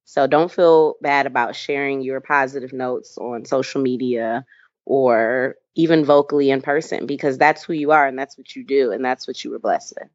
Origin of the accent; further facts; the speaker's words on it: Michigan, United States; I am from Michigan. Um, I was raised by two awesome, loving parents